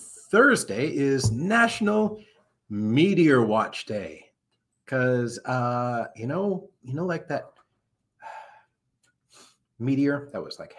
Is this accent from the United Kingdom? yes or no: no; Anchorage, Alaska, United States; born there; almost 50 years ago, I was born in Anchorage, Alaska. My dad was in the Air Force, and my mom and dad were stationed at Elmendorf Air Force Base.